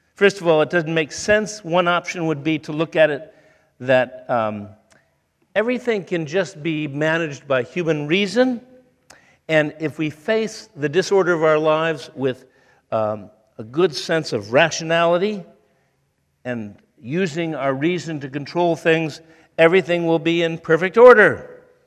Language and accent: English; Toledo, Ohio, United States; moved away; I grew up in Toledo, Ohio